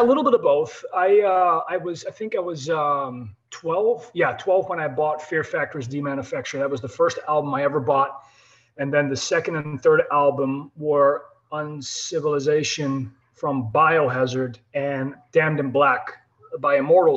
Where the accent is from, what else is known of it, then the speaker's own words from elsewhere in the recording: Netherlands; I'm European, I'm from the Netherlands